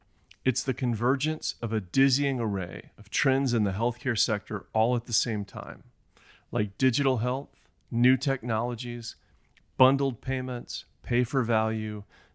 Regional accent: Nashville, Tennessee, United States; since I'm from Nashville.

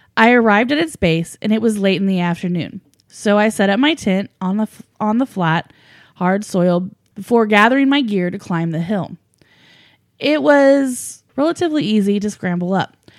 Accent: United States; I grew up in Americas, and we Americans

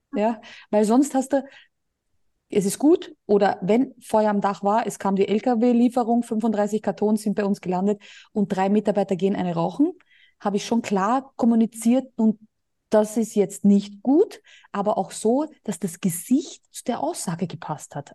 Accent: Austria; moved away as an adult; now in Spain; Bei uns in Österreich

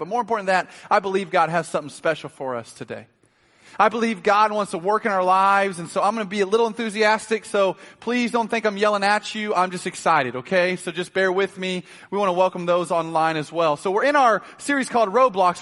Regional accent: Oklahoma City, Oklahoma, United States; moved away; also born or lived in Kansas City; I grew up in Oklahoma City

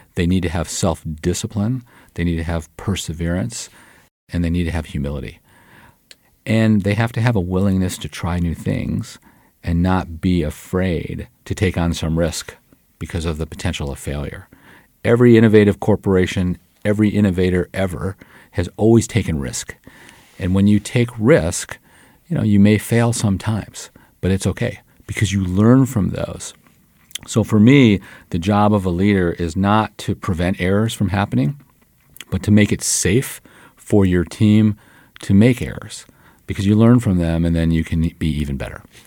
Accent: Detroit, Michigan, United States; moved away as an adult; I was born and raised in Detroit, Michigan, a product of the sixties

